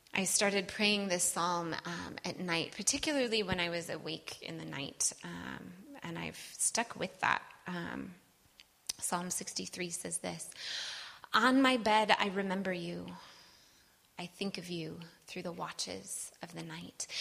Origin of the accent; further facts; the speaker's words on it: Wisconsin, United States; I'm from Wisconsin